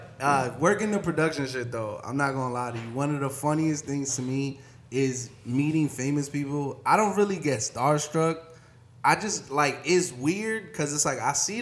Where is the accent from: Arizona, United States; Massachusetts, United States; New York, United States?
New York, United States; New York City; I grew up in East New York